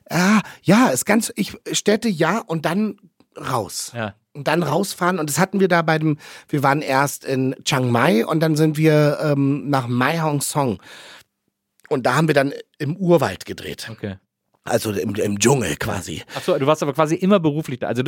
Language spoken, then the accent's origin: German; Berlin, Germany; ich komme aus Neukölln, das kann ich dir sagen.